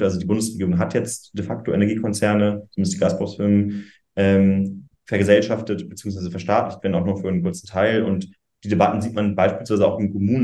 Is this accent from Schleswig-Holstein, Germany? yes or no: yes; Schleswig-Holstein, Germany; ich komme aus Schleswig-Holstein